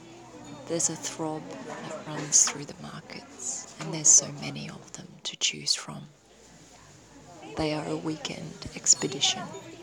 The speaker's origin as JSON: {"language": "English", "town": "Darwin", "region": "Northern Territory", "country": "Australia", "tie": "born or raised there", "also_born_or_lived": "Brisbane / Ulaanbaatar, Mongolia", "said": "Saturdays in Darwin, my hometown, they really are a special thing. I'm coming to you from a particularly cool September morning in Darwin"}